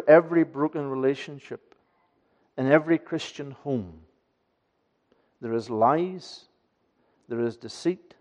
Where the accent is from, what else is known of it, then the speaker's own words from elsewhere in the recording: Aghadowey, Northern Ireland, United Kingdom; moved away; When I was learning this as a child, growing up in Achidui, going to Ballylagan Church